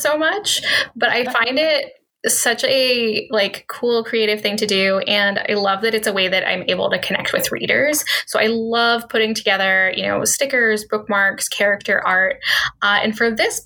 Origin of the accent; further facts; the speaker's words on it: Redmond, Washington, United States; I grew up in Redmond.